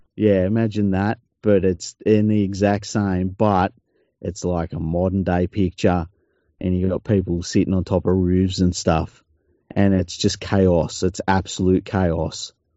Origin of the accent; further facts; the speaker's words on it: Australia; I love being Australian.